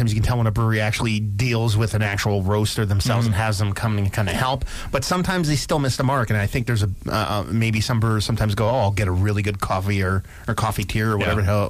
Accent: New Jersey, United States; And I was born and raised in New Jersey

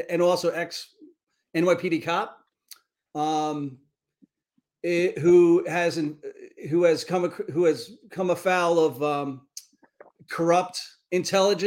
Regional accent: New York City, New York, United States; I grew up in the Bronx

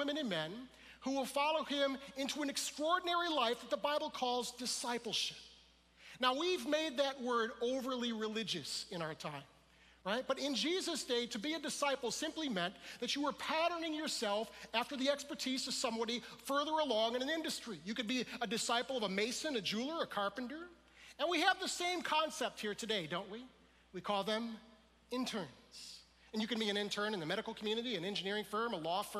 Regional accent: Detroit, Michigan, United States; We're from the Detroit area

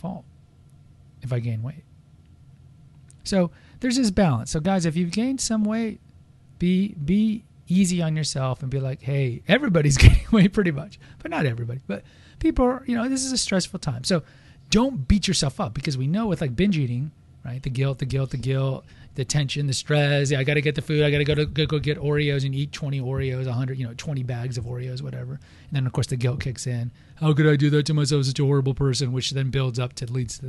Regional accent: United States; We're American

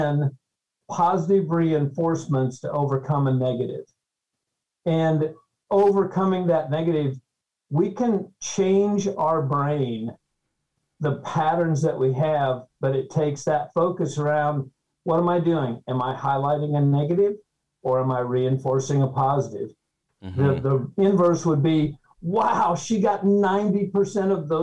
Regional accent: Nebraska, United States; I was born in Nebraska

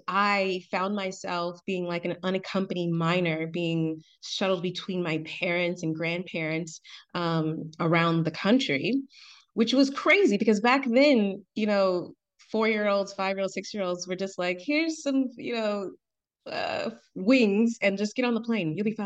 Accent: Atlanta, Georgia, United States; So I'm from Atlanta, but my dad and his family are immigrants from Trinidad and Tobago.

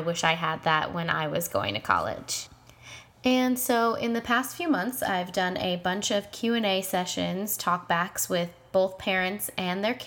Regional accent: New York, United States; moved away as an adult; now in Los Angeles, United States; I was born and raised in New York, and I am a recent transplant to LA.

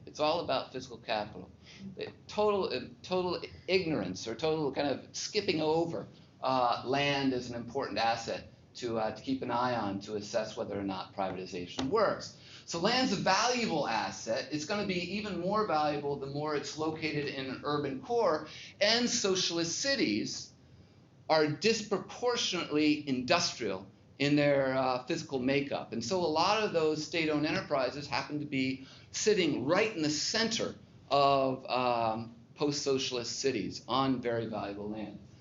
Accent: Seattle, Washington, United States; moved away; I grew up in Seattle, went to uh, Bellevue High School

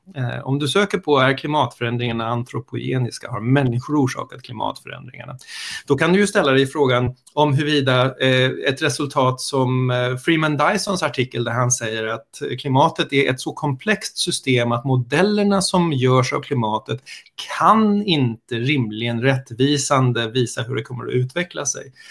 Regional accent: Stockholm, Stockholm County, Sweden; also born or lived in United States; jag är stockholmare, eh, kan man väl börja med. Jag har bott i Stockholm hela mitt liv, förutom när jag bodde i USA en kort sväng

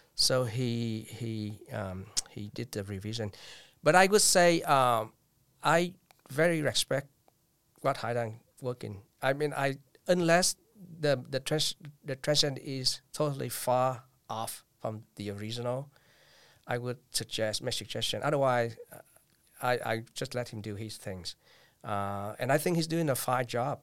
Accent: Vietnam; English is a second language; moved away as an adult; now in United States; twenty years ago, I came back to Vietnam.

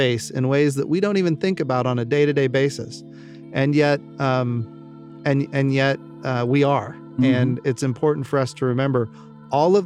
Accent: Oklahoma, United States; Oklahoma, which happens to be my home state

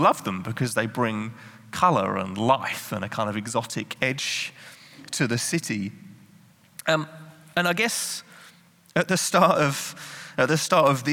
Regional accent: England, United Kingdom; moved away as an adult; now in Netherlands; I'm not Dutch. I'm English.

